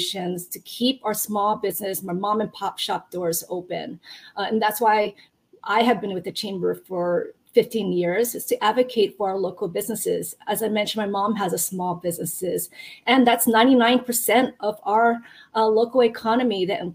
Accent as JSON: {"language": "English", "town": "Hilo", "region": "Hawaii", "country": "United States", "tie": "born or raised there", "also_born_or_lived": "Japan / continental United States", "moved": "as an adult", "said": "I actually grew up from Hilo, and as Ryan knows, I went to Waikia High School"}